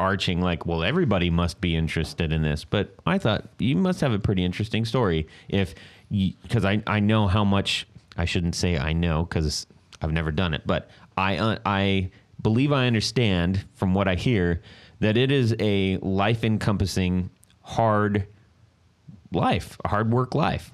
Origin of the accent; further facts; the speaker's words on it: West Coast, United States; also born or lived in beach areas down south; now in Ohio, United States; I'm from the West Coast